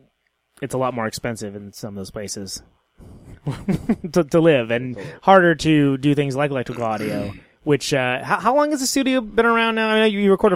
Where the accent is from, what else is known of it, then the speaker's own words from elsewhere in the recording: Modesto, California, United States; I'm from I'm from Stanislaus, so it's one county over. I'm Central Valley, Modesto.